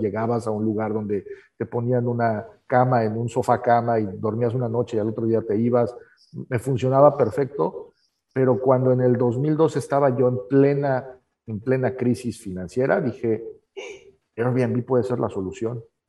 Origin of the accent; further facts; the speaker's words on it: Mexico City, Mexico; moved away as an adult; now in Tijuana, Mexico; yo me considero tijuanense, aunque nací en la Ciudad de México